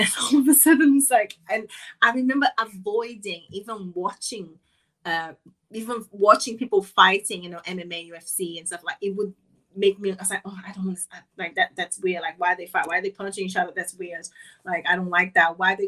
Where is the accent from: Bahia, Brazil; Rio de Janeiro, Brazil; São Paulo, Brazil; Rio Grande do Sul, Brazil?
Rio de Janeiro, Brazil; moved away; I grew up in Rio, and in the very kind of rough area in Rio